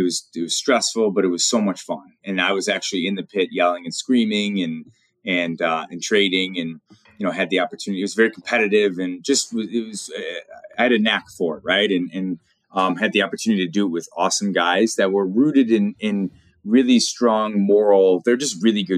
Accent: Chesterland, Ohio, United States; born and raised in Northeast Ohio. I grew up in a small town called Chesterland, Ohio

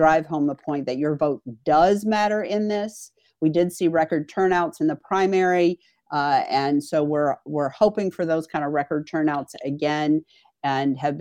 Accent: North Carolina, United States; now in Wisconsin, United States; North Carolina, which is my home state

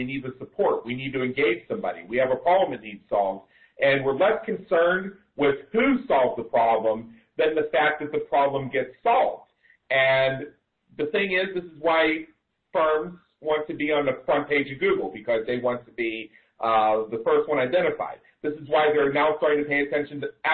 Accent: Pittsburgh, Pennsylvania, United States; now in Las Vegas, United States; growing up in Pittsburgh

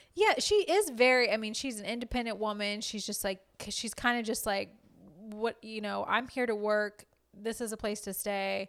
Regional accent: Louisiana, United States; I'm from Louisiana

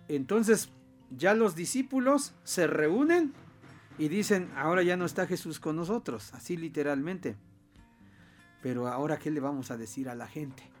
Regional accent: Tlachichuca, Puebla, Mexico; moved away; a mi pueblo, a, un pueblo de Tlachichuca

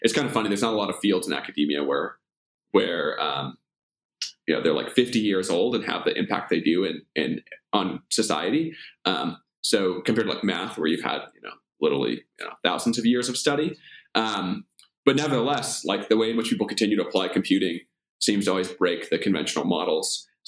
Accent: Omaha, Nebraska, United States; Omaha's a great place to grow up.

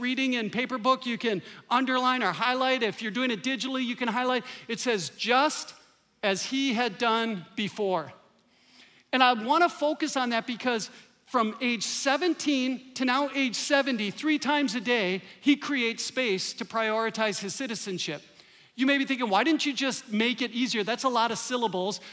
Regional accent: Green Bay, Wisconsin, United States; now in Minnesota, United States; I grew up in Green Bay, Wisconsin. I could hear Lambeau Field from my backyard

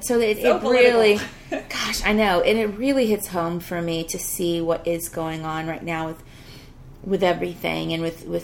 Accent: Ghana; born there; Yeah, I was born in Ghana

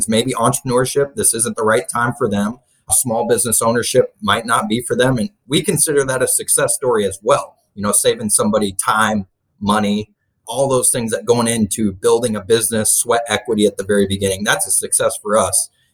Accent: Kansas City, United States; moved away as an adult; I'm from the Kansas City area. That's mainly where I grew up originally

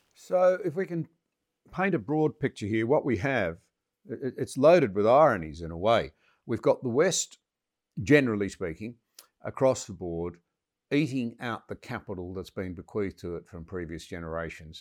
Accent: Australia; as an Australian

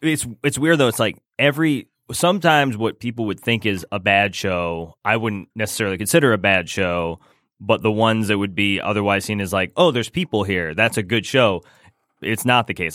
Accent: Rochester, Michigan, United States; moved away; also born or lived in Lake Orion, Michigan / Gaithersburg, Maryland; I was raised in Rochester

